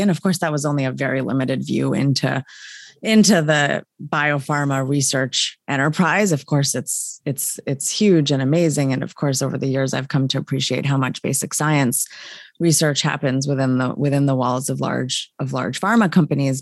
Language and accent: English; State College, Pennsylvania, United States; I'm from State College, Pennsylvania, home of Penn State. Um, so grew up, um, you know, uh, in the middle of a university campus effectively